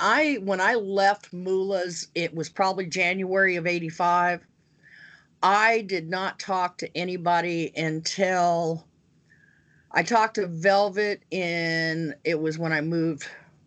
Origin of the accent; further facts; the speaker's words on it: Pacific Northwest, United States; I was used to my brothers that I grew up with in the Pacific Northwest